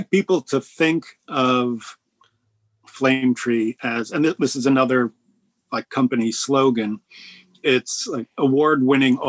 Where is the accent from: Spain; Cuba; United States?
United States; Bergen County, New Jersey; moved away as an adult; now in New York, United States; I grew up in Bergen County.